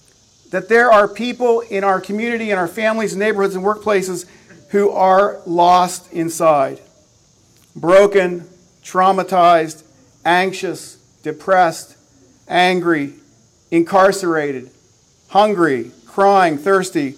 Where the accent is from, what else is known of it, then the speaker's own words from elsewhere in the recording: Belleville, Pennsylvania, United States; moved away as an adult; now in Lancaster County, Pennsylvania, United States; Heidi and I went back to Belleville yesterday, where we love to go home